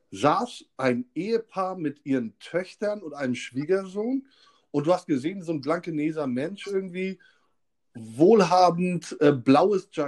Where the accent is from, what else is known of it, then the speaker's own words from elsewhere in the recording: Hamburg, Germany; bedeutet das nicht, dass sie uns als Hamburger einschätzen können.